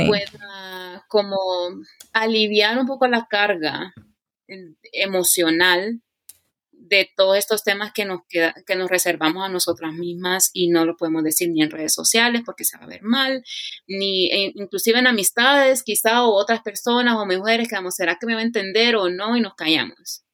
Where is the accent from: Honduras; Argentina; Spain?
Honduras; moved away as an adult; now in United States; Soy catracha 100% hecha y derecha